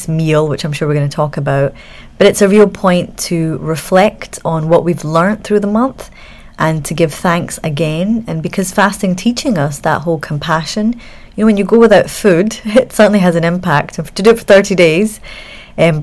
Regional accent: Scot, Scotland, United Kingdom; accent: Scottish; the first Scot, which you'll probably guess by my accent now

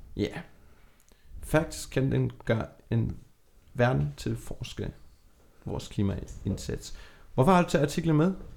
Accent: Germany; now in Denmark; Nu er jeg opvokset i Tyskland

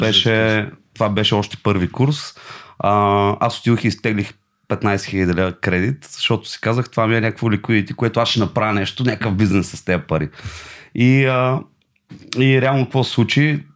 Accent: Silistra, Silistra Province, Bulgaria; аз съм от Силистра и в Силистра на река Дунав има постоянно а, рибари

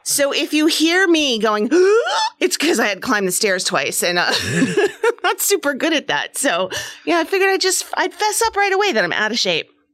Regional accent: New Hampshire, United States; now in New Jersey, United States; I grew up in New Hampshire

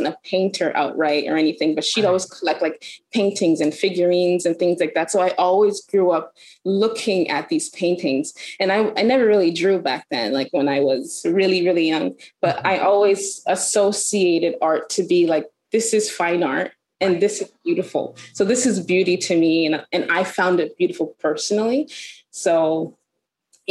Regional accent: Toronto, Ontario, Canada; I'm born and raised in Toronto, Canada.

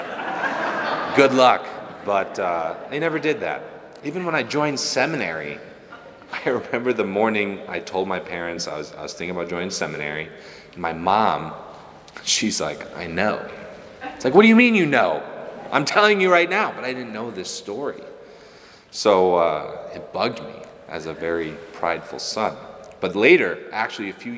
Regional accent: Rockford, Illinois, United States; I'm from Rockford and oldest of four

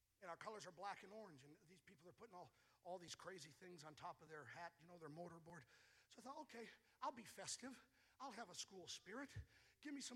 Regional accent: Escanaba, Michigan, United States; moved away; also born or lived in Illinois / Indiana; I'm from Escanaba on Lake Michigan

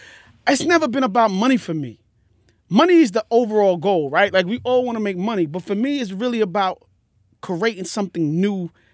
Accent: Jamaica; I'm Jamaican.

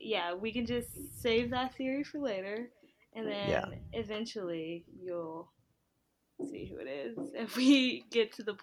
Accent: Brooklyn, New York, United States; Like, I'm from Brooklyn.

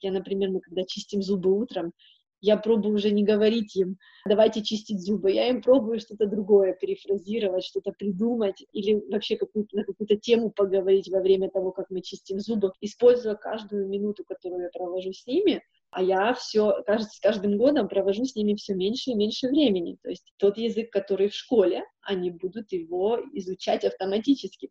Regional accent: Ukraine; first language Ukrainian and Russian; moved away as an adult; also born or lived in Nigeria; now in Netherlands; Я с Украины, поэтому у меня украинский и русский — это родные языки

